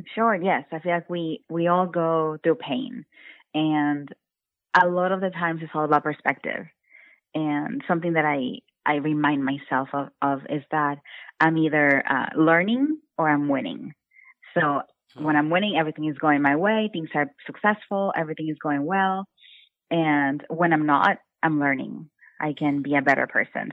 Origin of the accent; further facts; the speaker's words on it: Brownsville, Texas, United States; moved away as an adult; also born or lived in North Carolina; now in Austin, United States; I am from Brownsville, Texas, which is a really small city in Texas. And I grew up with a really strict mom